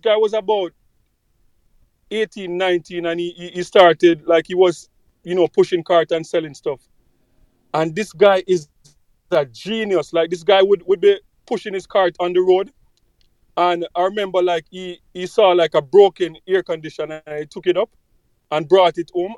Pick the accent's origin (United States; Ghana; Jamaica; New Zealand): Jamaica; when I was growing up in Jamaica, like in my community